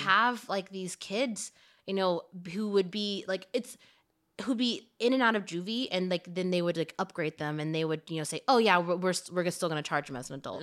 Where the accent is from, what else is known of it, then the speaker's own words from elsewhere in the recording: Louisiana, United States; moved away; also born or lived in San Francisco; growing up in Louisiana